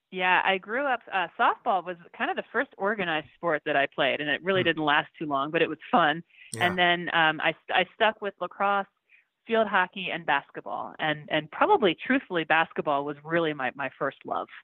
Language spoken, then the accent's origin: English; Baltimore, Maryland, United States; moved away as an adult; now in Denver, United States; I grew up in Baltimore, so I feel like everybody kind of is, is born with a lacrosse stick in their hand back there.